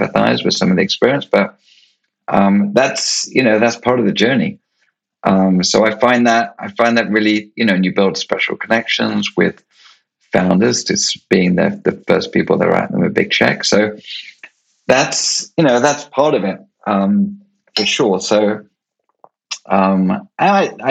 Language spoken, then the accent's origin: English; United Kingdom; I was born in Europe and in the UK